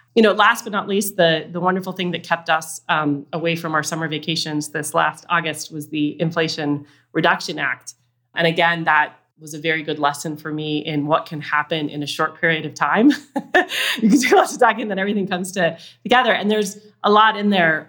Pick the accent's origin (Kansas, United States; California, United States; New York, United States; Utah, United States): Utah, United States; I grew up in Utah